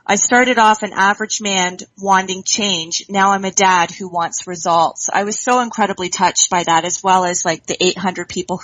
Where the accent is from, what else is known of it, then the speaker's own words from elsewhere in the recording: Dundas, Ontario, Canada; I hail from Dundas, Ontario, Canada